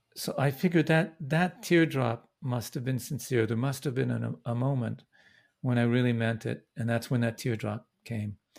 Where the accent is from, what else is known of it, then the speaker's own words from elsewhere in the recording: Vancouver, British Columbia, Canada; now in Brooklyn, United States; I was born in Vancouver.